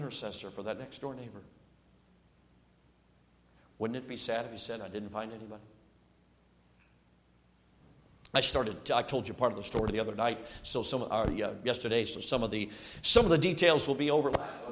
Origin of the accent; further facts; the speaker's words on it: Chicago, Illinois, United States; also born or lived in Durango, Colorado; I moved from Durango, Colorado, at 6 years old to Chicago, Illinois